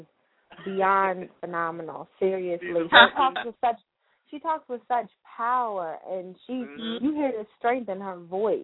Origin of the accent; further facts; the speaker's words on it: Washington, District of Columbia, United States; Washington, D.C., my hometown.